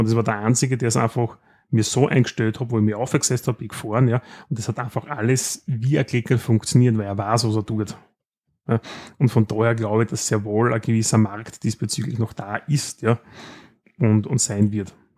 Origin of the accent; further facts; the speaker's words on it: Austria; bei uns in Österreich